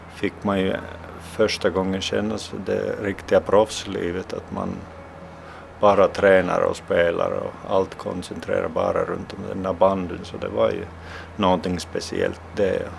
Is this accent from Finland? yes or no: yes; Finland; also born or lived in Russia; när jag flyttade från, från Ryssland tillbaks till Finland